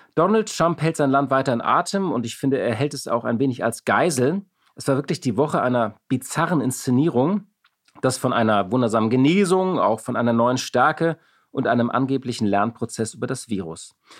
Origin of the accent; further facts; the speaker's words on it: Hamburg, Germany; ich bin auch aus Hamburg